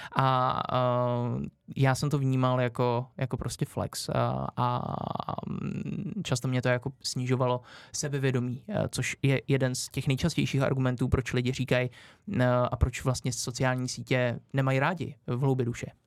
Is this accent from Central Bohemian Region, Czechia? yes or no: no; Orlické hory, Hradec Králové Region, Czechia; v Orlických horách, odkud pocházím